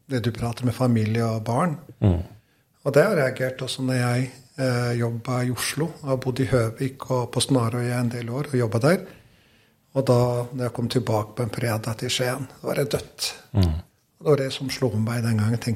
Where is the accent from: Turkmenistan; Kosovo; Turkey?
Kosovo; Norwegian is a second language; eh, nei, det er jo helt vanlig barndom